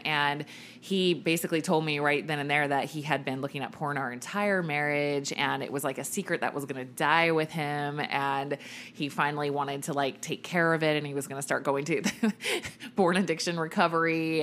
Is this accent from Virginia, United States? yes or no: yes; Richmond, Virginia, United States; I grew up in Virginia, in Richmond, Virginia, my whole life, right? Like birth to graduating high school.